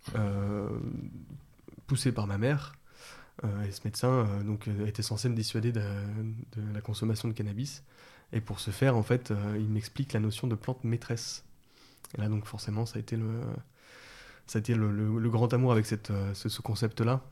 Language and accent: French; Vénissieux, Auvergne-Rhône-Alpes, France; Je suis né à Vénissieux. Et après, j'étais plutôt dans les banlieues euh, lyonnaises